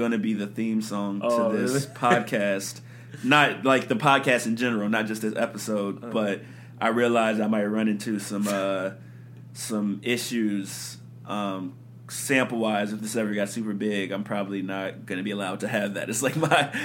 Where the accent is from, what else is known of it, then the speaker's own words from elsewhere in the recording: Chicago, Illinois, United States; I'm from Chicago